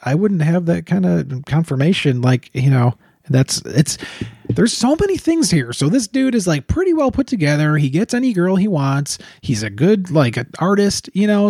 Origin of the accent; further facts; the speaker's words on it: Chicago, Illinois, United States; we're from Chicago